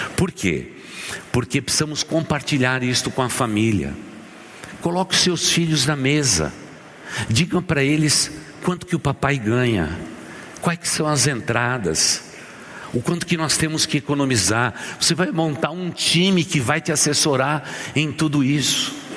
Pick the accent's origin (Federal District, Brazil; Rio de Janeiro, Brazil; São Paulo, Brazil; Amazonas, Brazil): São Paulo, Brazil; São Caetano do Sul; Eu sou aqui de São Caetano do Sul